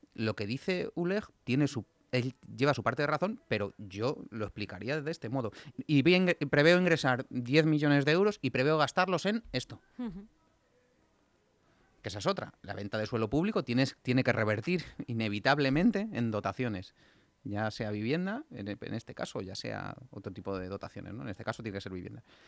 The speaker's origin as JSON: {"language": "Spanish", "town": "Getafe", "region": "Community of Madrid", "country": "Spain", "said": "mis haters de Getafe. Anda la cosa revuelta por allí, por mi pueblo"}